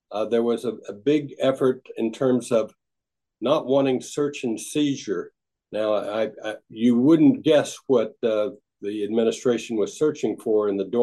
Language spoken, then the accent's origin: English; Denton, Texas, United States; so I grew up in in Denton, but really I'm a I'm an army brat from all over uh, 22 different cities